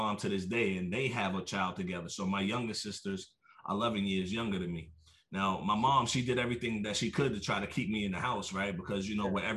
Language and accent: English; New York City, New York, United States; now in California, United States; I'm from New York, born and raised, Brooklyn to be exact